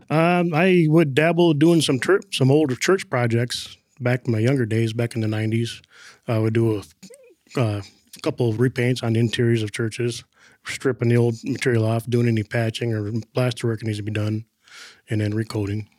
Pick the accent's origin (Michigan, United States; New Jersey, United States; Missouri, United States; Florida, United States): Michigan, United States; Flint; I was born in Flint, Michigan, back in nineteen seventy-two